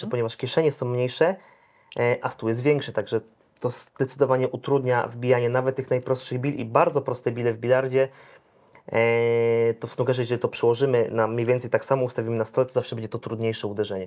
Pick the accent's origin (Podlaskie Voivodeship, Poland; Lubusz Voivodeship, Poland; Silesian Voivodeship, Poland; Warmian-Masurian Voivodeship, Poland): Lubusz Voivodeship, Poland; Zielona Góra; jestem z Zielonej Góry, miasto niemałe